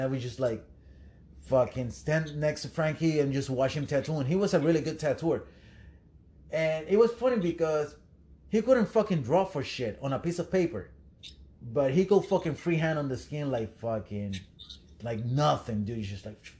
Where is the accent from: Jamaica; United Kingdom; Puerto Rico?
Puerto Rico; moved away; I'm from Puerto Rico